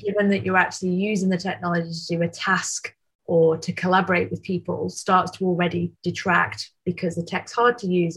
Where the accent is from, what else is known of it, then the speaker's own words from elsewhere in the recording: Manchester, North West England, United Kingdom; Manchester born and bred